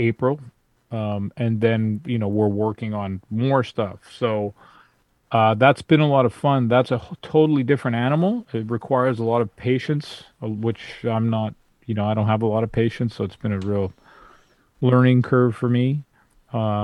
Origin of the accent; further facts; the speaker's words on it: Vancouver, British Columbia, Canada; I'm from Vancouver, I'm on the West Coast.